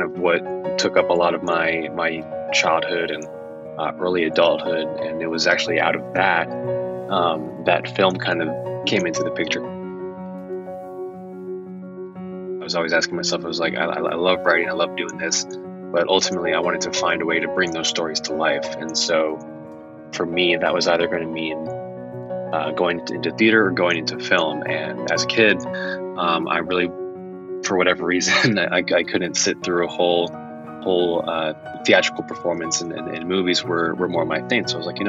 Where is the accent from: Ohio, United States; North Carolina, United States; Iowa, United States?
North Carolina, United States; Raleigh; also born or lived in Massachusetts; I was born in Massachusetts, lived there for a few years, and then my dad's job took us down to North Carolina, to like the Raleigh Apex area.